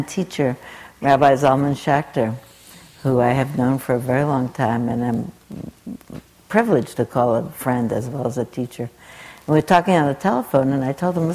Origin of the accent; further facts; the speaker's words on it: New York City, New York, United States; I am a nice Jewish girl from Brooklyn. I grew up, I was born in 1936 in Brooklyn